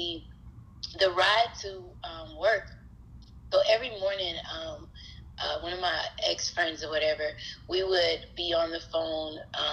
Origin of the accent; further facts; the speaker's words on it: Atlanta, Georgia, United States; I'm a native of Atlanta, Georgia